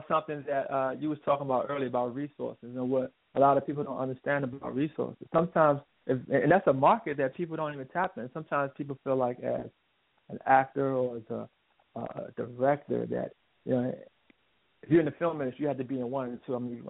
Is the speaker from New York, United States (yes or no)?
no; Washington, District of Columbia, United States; I'm from Washington D.C. area